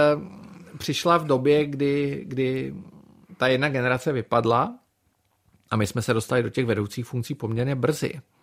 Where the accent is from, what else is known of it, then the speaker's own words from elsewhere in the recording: Czechia; also born or lived in Brussels, Belgium; jako Čech, byl jsem jediný